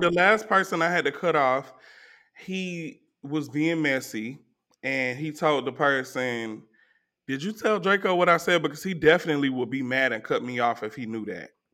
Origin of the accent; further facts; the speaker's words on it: Atlanta, Georgia, United States; I was from Zone Four